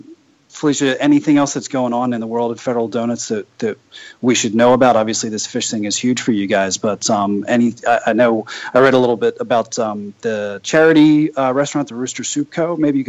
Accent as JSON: {"language": "English", "town": "Philadelphia", "region": "Pennsylvania", "country": "United States", "moved": "yes", "said": "I'm originally from Philly"}